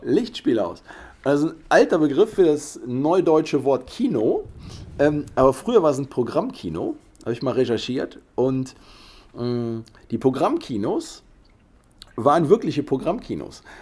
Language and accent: German; Cologne, North Rhine-Westphalia, Germany; Wir kommen hier aus Köln